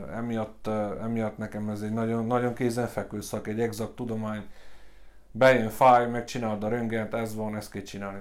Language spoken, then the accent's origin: Hungarian; Gheorgheni, Harghita County, Romania; én szintén Gyergyóba születtem, itt nőttem fel, aszfaltbetyár vagyok a Virágnegyedből